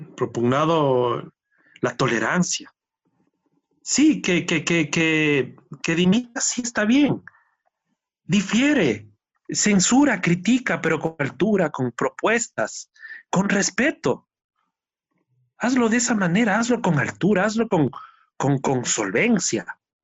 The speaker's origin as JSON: {"language": "Spanish", "country": "Ecuador", "said": "uno de los dos representantes ecuatorianos"}